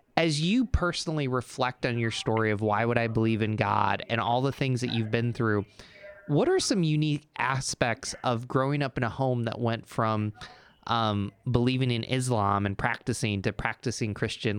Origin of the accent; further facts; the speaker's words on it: Endicott, New York, United States; I grew up in Endicott, New York, where IBM started